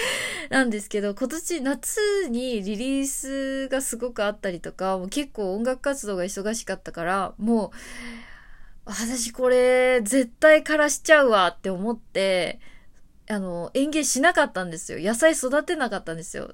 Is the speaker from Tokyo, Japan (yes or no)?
yes; Tokyo, Japan; あの私は東京生まれ東京育ちですけれども